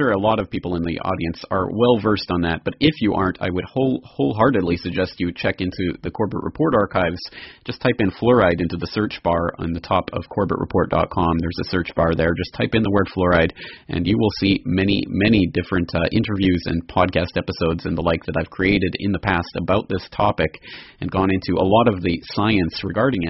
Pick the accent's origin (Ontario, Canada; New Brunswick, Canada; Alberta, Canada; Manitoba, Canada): Alberta, Canada; Calgary; now in Japan; my home city. We're going to start talking about Calgary, Alberta, Canada.